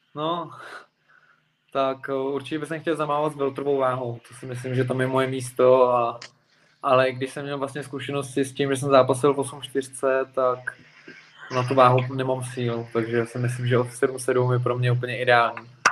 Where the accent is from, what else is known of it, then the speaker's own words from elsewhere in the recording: Plzeň, Plzeň Region, Czechia; moved away as an adult; now in Prague, Czechia; já jsem Plzeňák a potom jsem se přestěhoval do Prahy záměrně kvůli sportu